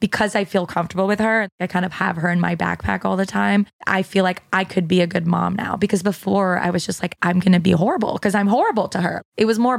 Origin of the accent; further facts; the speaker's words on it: Canada; moved away as an adult; now in United States; once I moved to America, because I'm Canadian and in Canada, there's a lot more of a social safety net.